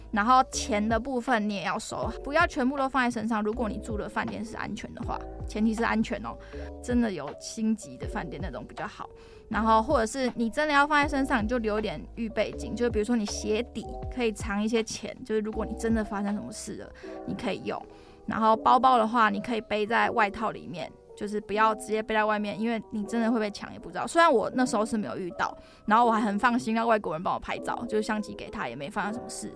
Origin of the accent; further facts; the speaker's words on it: Taiwan; 我就说，哦，台湾